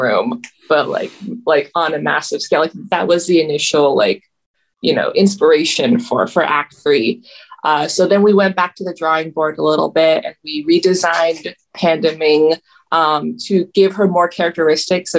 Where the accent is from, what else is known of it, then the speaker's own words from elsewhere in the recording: Toronto, Ontario, Canada; I grew up in Toronto in the 2000s